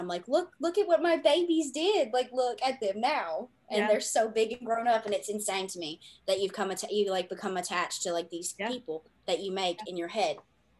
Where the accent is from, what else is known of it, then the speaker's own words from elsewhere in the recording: the South, United States; accent: Southern; I am from the South, as my accent is